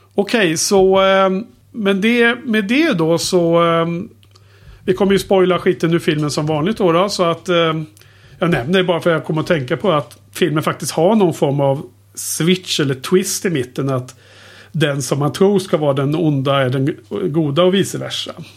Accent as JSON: {"language": "Swedish", "town": "Skövde", "region": "Västra Götaland", "country": "Sweden", "tie": "born or raised there", "said": "när jag växte upp i Skövde"}